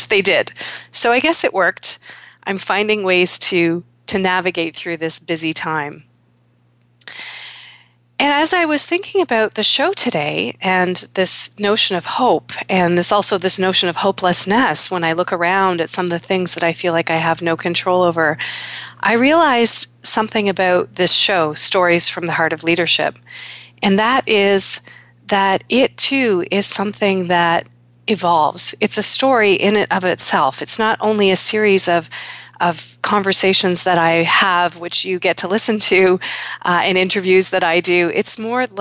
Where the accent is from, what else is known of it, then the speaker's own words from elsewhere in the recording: Toronto, Ontario, Canada; my hometown of Toronto